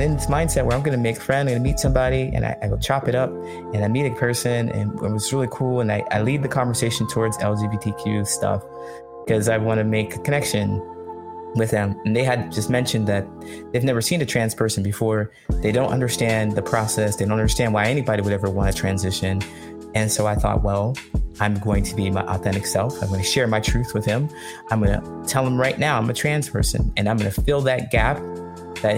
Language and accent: English; Ohio, United States; also born or lived in California; now in Chicago, United States; I grew up in Ohio